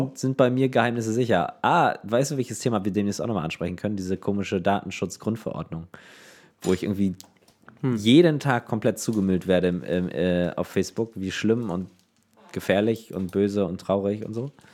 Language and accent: German; Neubrandenburg, Mecklenburg-Vorpommern, Germany; ich komme aus Neubrandenburg. Das liegt aber nicht in Brandenburg